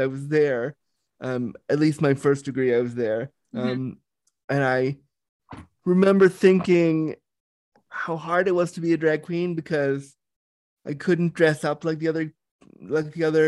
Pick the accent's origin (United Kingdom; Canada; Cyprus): Canada; Toronto, Ontario; also born or lived in Laguna, California; rushed home to live in the cold of Toronto